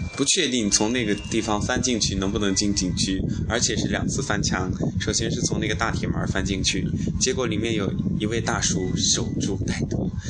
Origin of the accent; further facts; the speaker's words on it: southern China, China; 来到敦煌之后呢，就告别了我是南方人的这种生活习性